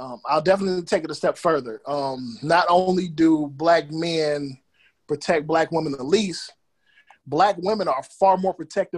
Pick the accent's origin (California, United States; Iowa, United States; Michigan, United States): Michigan, United States; I'm born and raised in Amster, Michigan